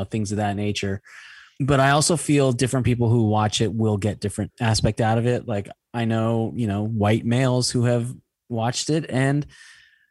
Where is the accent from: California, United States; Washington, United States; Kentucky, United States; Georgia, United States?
California, United States; Los Angeles; I was born in LA and I've always lived in the United States